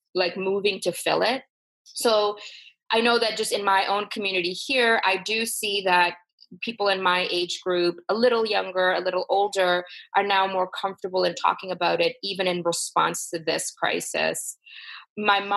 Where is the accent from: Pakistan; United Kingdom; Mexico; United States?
Pakistan; moved away; I'm from Pakistan and Urdu is the language we speak there.